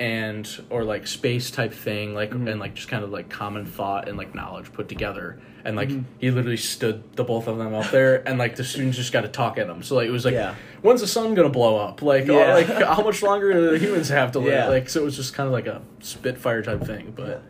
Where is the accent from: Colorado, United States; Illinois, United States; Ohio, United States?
Illinois, United States; Johnsburg; Johnsburg, Illinois.